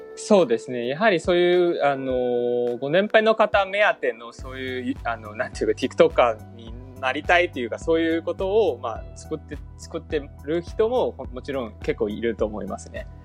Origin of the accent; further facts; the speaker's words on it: China; Japanese is a second language; moved away as an adult; now in Japan; 私みたいに中国生まれて中国育ちの子が